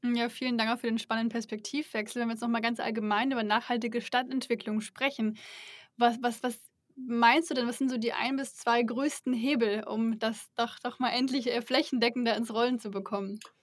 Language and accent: German; Berlin, Germany; als Berlinerin